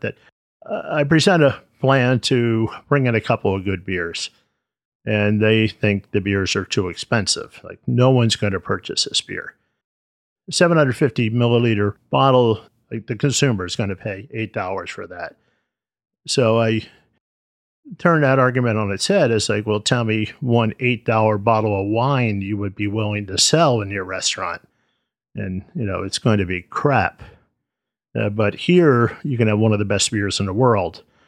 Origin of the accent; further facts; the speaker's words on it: United States; I was born here in the States